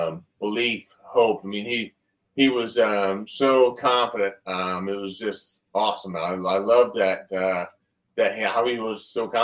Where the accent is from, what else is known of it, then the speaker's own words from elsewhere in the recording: Columbus, Ohio, United States; I am from Columbus, Ohio.